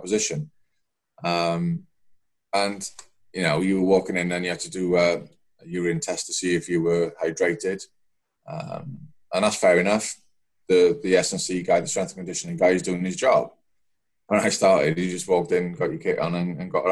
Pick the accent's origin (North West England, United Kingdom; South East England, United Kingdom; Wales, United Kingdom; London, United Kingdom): Wales, United Kingdom; Welsh; Being a Welsh lad